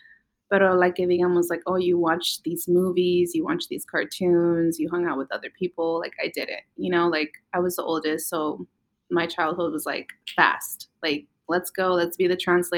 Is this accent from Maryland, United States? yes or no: no; Vallejo, California, United States; also born or lived in Napa, California; Mexicana to the max. My parents are Sinaloenses, and I was born here. I was born in Napa in the Bay Area, and I was raised in Vallejo. So I've just been from the Bay ever since then